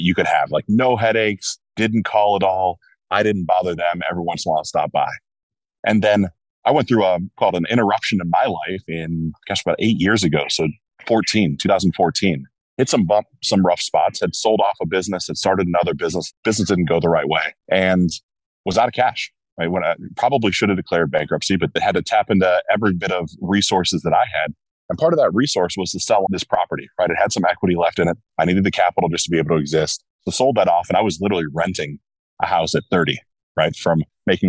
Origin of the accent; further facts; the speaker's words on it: Cincinnati, Ohio, United States; I was born in Cincinnati